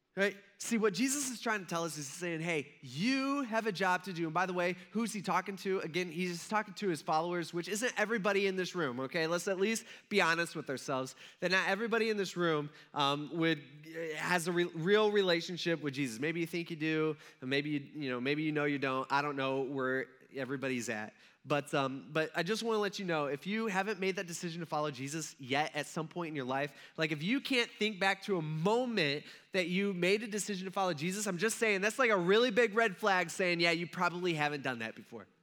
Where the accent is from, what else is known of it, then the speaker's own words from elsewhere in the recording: United States; I'm an American